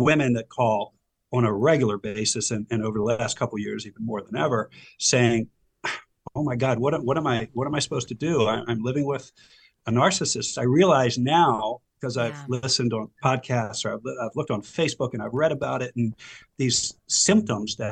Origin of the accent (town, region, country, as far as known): Silver Spring, Maryland, United States; born or raised there; also born or lived in Howard County, Maryland